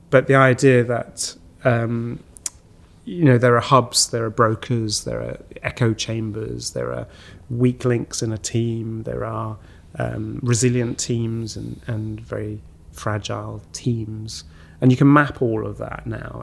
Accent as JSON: {"language": "English", "town": "St Ives", "region": "East of England", "country": "United Kingdom", "tie": "born or raised there", "also_born_or_lived": "France", "moved": "as an adult", "said": "I was born in France, but I, I grew up in uh, just outside Cambridge"}